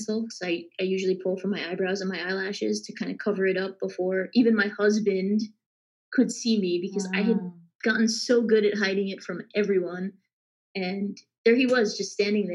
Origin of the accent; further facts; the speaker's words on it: Long Island, New York, United States; I grew up in Long Island, New York, and studied in upstate New York